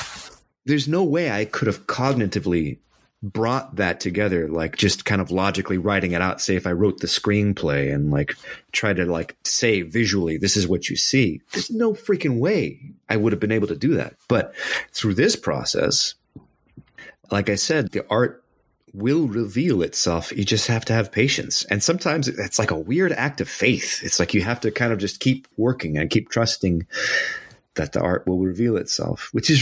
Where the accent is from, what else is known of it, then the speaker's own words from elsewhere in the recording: Anchorage, Alaska, United States; So yeah, I was born in Anchorage. And when you play in the middle of winter in Anchorage, it gets really dark really quick.